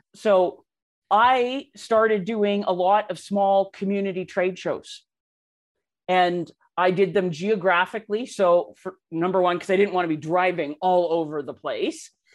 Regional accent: Canada; I am Canadian

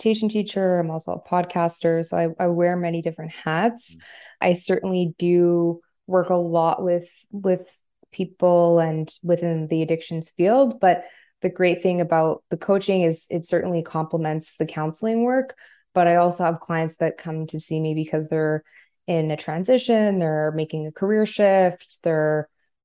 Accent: Montreal, Quebec, Canada; I'm from Montreal

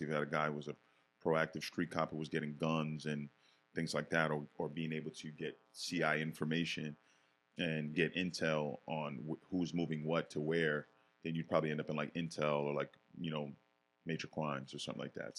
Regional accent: Yonkers, New York, United States; born or raised there; also born or lived in Bronx, New York

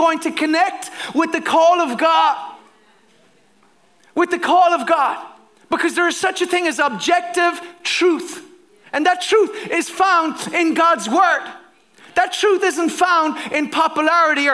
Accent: Ireland; as a pastor, as a Christian, as an Irishman

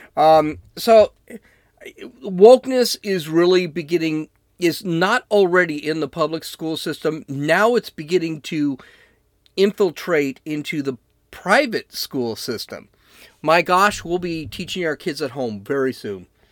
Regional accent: United States; I'm an American

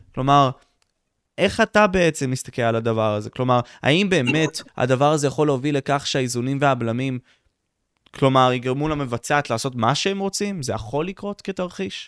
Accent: Israel

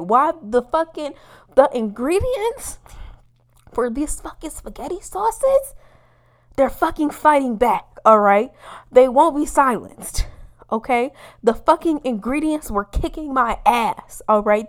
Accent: Midwest, United States; I'm a Midwesterner

